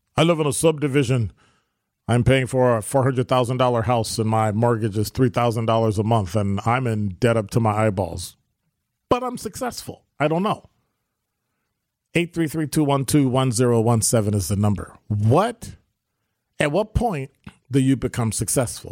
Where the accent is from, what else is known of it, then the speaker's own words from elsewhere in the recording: Chicago, Illinois, United States; now in Milwaukee, United States; when I grew up in Chicago, you know, when I grew up in Chicago, I wanna live in Pill Hill